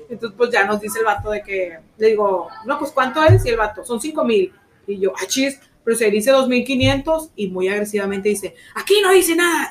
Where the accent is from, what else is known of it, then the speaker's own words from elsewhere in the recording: Mexico; México, somos, somos de México. Mexicanas, mexicanas, gente buena